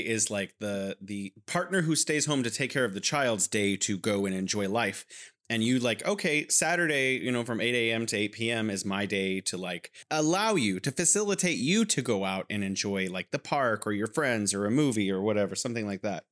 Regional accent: California, United States; now in Wuhan, China

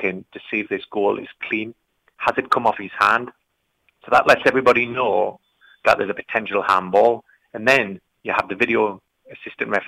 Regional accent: Geordie, North East England, United Kingdom; accent: Geordie; My Geordie accent

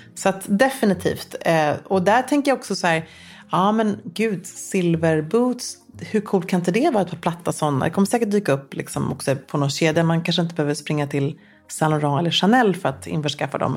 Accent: Luleå, Norrbotten County, Sweden; jag växte upp i Luleå

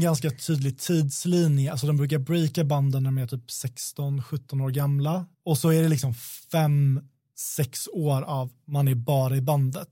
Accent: Sweden; vi är svenskar

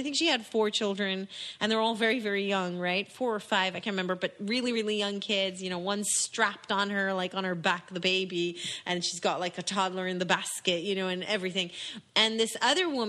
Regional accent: Israel; now in England; I grew up in Israel

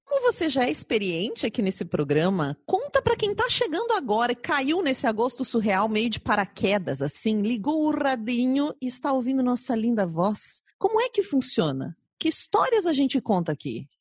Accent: South Region, Brazil; accent: sotaque do sul; veio até meu sotaque do sul

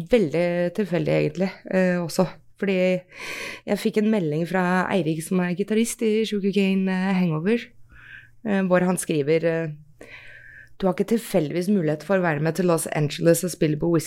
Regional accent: Norway; Vi er nordmenn, ikke sant, så vi, blir, litt, vi blir litt sånn, da.

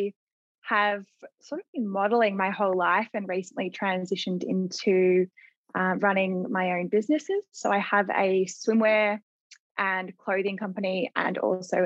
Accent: Mornington Peninsula, Victoria, Australia; We're both from the Mornington Peninsula, but kind of just like separate parts

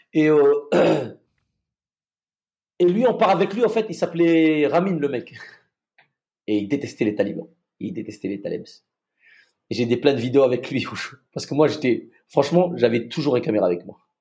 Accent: Madagascar; moved away; là d'où je viens, je viens de Madagascar.

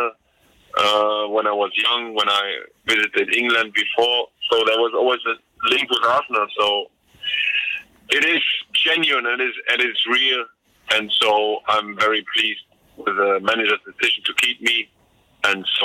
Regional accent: Hanover, Lower Saxony, Germany; moved away as an adult; now in London, United Kingdom; in my hometown.

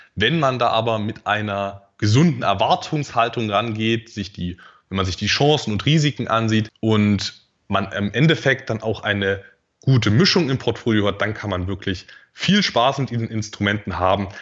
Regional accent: Dresden, Saxony, Germany; also born or lived in Erzgebirge; now in Magdeburg, Germany; Aufgewachsen bin ich dann aber in, in, in Dresden

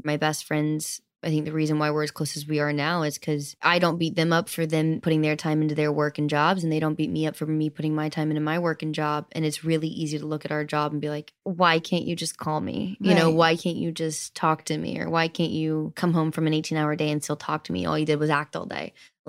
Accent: Southern United States, United States; I grew up in the South where it means different things to different people.

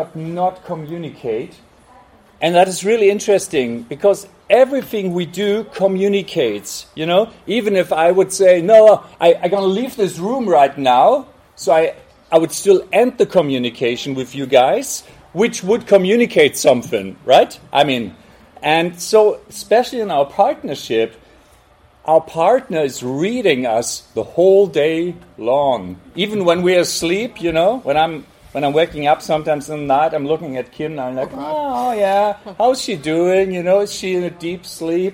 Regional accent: Hamburg, Germany; we're from Hamburg

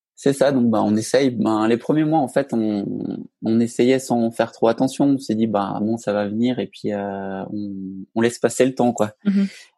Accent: Alsace, Grand Est, France; moved away as an adult; now in Haute-Savoie, France; je viens d'Alsace. Et en fait, à la fin de mes études, j'ai quitté donc cette belle région pour rejoindre donc la Haute-Savoie

